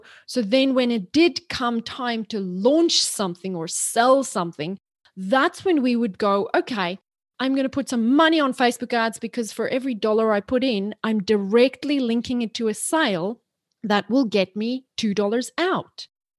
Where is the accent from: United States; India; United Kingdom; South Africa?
South Africa; So I grew up in South Africa. My mom was an English teacher. And so she hammered us. And when you're in South Africa, you have to learn the Queen's English.